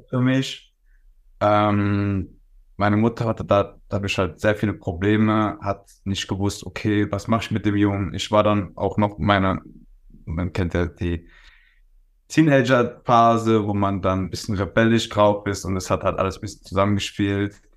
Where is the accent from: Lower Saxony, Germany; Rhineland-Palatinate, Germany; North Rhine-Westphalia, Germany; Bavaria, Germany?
Rhineland-Palatinate, Germany; Worms; born there; also ich bin äh, geboren in Worms, wohne in äh, Osthuppen.